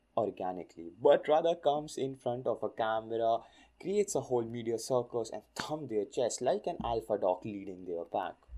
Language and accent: English; India; my home country, India.